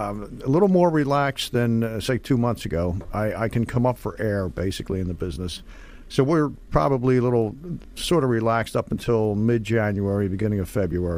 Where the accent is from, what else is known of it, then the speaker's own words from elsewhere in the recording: Northeast, United States; now in Tampa Bay area, United States; I'm from the Northeast